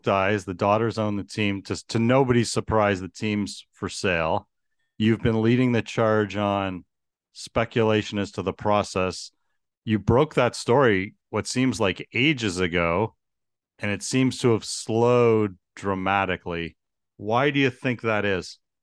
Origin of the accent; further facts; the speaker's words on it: Toronto, Ontario, Canada; growing up in Toronto